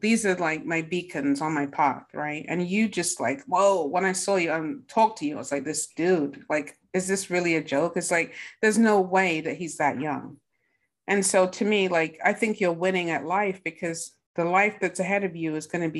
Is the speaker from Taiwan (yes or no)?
no; England, United Kingdom; now in United States; I'm from England